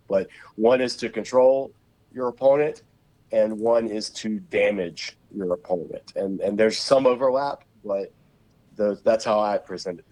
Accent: Savannah, Georgia, United States; also born or lived in Macon, Georgia / Charlotte; I grew up in Savannah, so even when we moved to Macon, Georgia, which is in the middle of the state

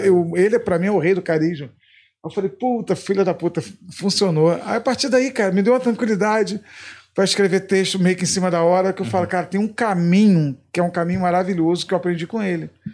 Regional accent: Macaé, Rio de Janeiro, Brazil; also born or lived in Niterói; Eu fui criado em Macaé. Criado em Niterói, depois pra Macaé, eu me considero mais macaense até do que niteroense

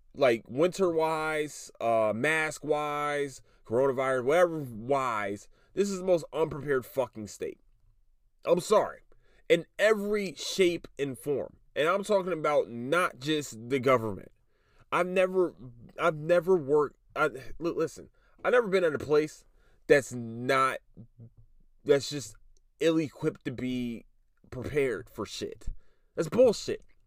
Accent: Philadelphia, Pennsylvania, United States; now in Texas, United States; I'm from Philly

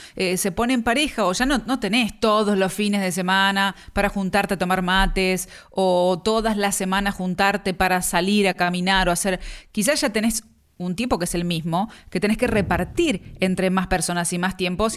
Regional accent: Chivilcoy, Buenos Aires Province, Argentina; moved away as an adult; Tengo amistades de primaria, de primer grado, segundo grado que todavía mantengo, que están allá en, mi ciudad donde nací, en Chivilcoy

